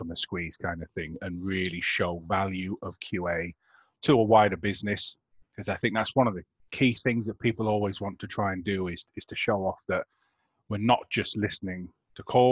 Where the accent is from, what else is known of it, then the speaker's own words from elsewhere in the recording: United Kingdom; as the British public